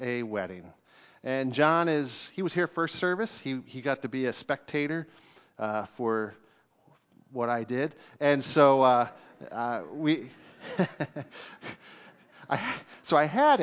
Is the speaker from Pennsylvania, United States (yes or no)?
yes; Fairfield, Pennsylvania, United States; I grew up in Fairfield, Pennsylvania